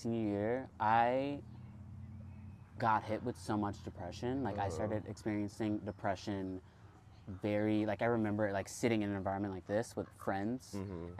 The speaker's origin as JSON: {"language": "English", "town": "Oakland", "region": "California", "country": "United States", "also_born_or_lived": "Oregon / San Diego / Spain", "said": "I'm from East Oakland, from dumbass East Oakland"}